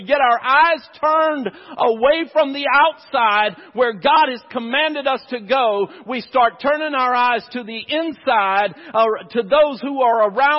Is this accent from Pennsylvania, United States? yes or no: no; near the Chowan River, North Carolina, United States; I grew up out in the country. I grew up near the Chowan River